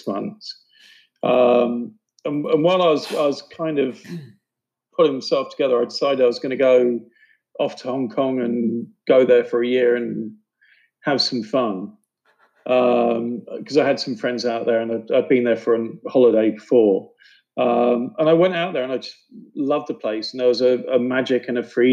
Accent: United Kingdom; moved away; also born or lived in New York; I grew up just outside of London

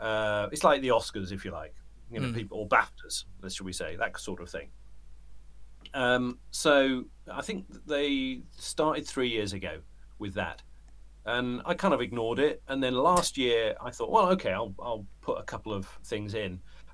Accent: United Kingdom; moved away; I'm a British bloke in the middle of metaphorical nowhere

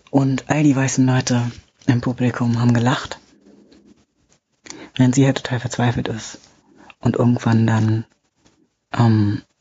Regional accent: Bavaria, Germany; eigentlich komme ich aus Bayern, aber ich bin hier hochgezogen

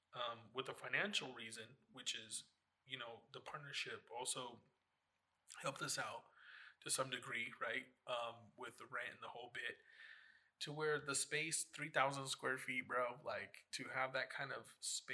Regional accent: New York, United States; Then, I'm from New York. I'm from New York. Okay, we're here on the East Coast.

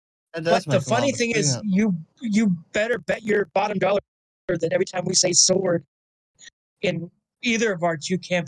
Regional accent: Pennsylvania, United States; accent: northeastern or north central Pennsylvania; She has northeastern or north central Pennsylvania accent like I do.

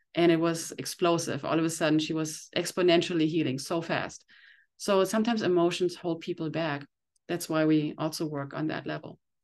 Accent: Germany; moved away as an adult; now in Encinitas, United States; I came from Germany twenty years ago

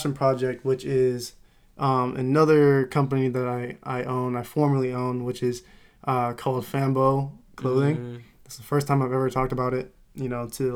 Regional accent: Modesto, California, United States; I'm coming from Modesto, California

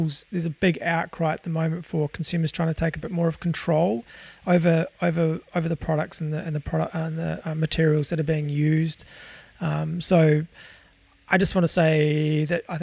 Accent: New Zealand; I'm not actually Australian, I'm a Kiwi myself

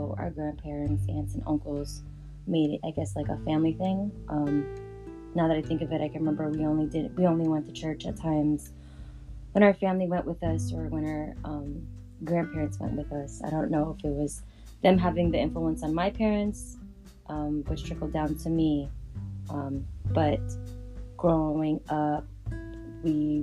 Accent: San Francisco, California, United States; I was born and raised in San Francisco, California

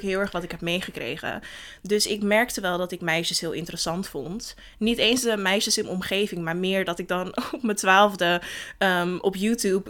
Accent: Den Helder, North Holland, Netherlands; moved away as an adult; ik ben geboren in Den Helder en daar opgegroeid.

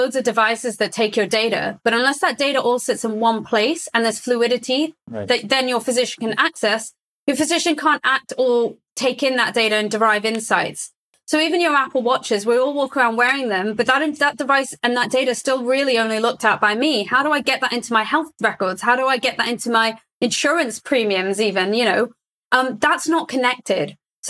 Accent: Saudi Arabia; I grew up in Saudi Arabia, for example. My values were based on my ecosystem at the time, but since then I've lived in several different geographies.

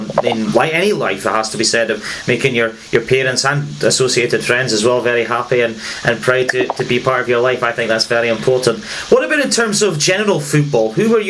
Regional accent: Scotland, United Kingdom; as a Scotsman

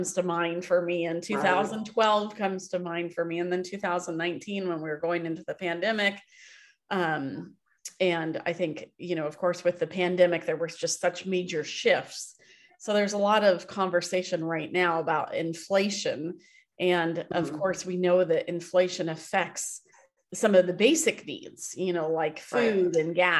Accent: Happy Valley, Oregon, United States; I grew up here in Happy Valley and it was like farmland.

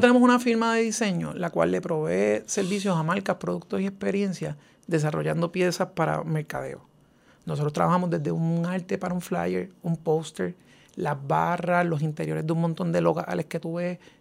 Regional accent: Puerto Rico; nuestra puertorriqueñidad. Eh, y aunque soy un ciudadano americano

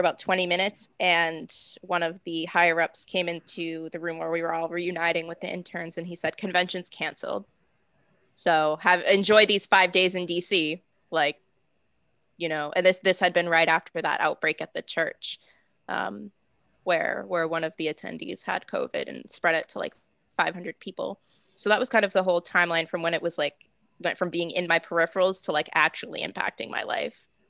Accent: Massachusetts, United States; I'm from Massachusetts. Um, I'm 20 minutes south of Boston

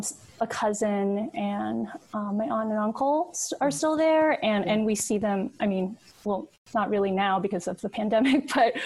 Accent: United States; first language Cantonese; English is a second language; I'm the oldest in my family, and we were all born here. Although English was not my first language

